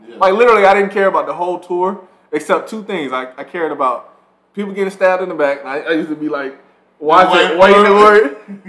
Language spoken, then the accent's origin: English; Atlanta, Georgia, United States; growing up in Atlanta.